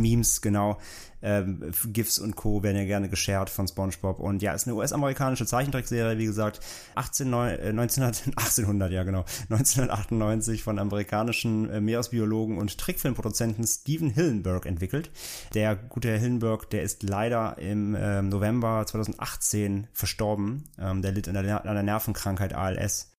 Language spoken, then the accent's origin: German; Germany; bei uns in Deutschland